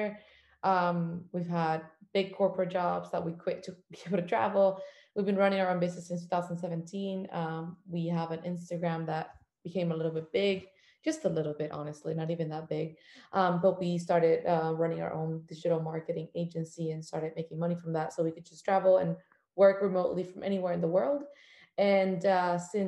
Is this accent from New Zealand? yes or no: no; Cuba; moved away; I am from a country that didn't allow me to travel or discover any part of the world until I left it.